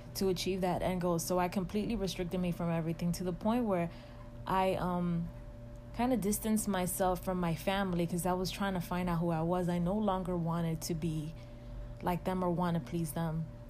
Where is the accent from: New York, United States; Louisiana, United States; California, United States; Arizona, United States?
New York, United States; New York City; moved away as an adult; now in Atlanta, United States; I am originally from Washington Heights, and that is in the borough of Manhattan in New York City